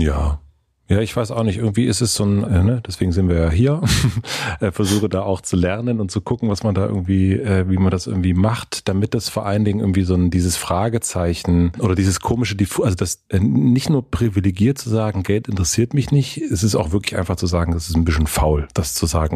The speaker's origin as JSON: {"language": "German", "region": "Southern Brandenburg", "country": "Germany", "tie": "born or raised there", "said": "Ich komme her aus einer Familie aus Südbrandenburg mit einem sehr, sehr geringen Einkommen"}